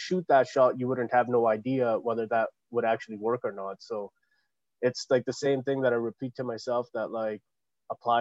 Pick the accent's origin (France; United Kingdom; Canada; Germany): Canada; we people of color, even though we're born and raised in Canada